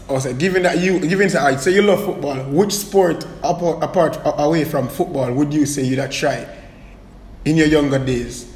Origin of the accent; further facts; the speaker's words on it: Portmore, Saint Catherine, Jamaica; as a youth growing up in Waterford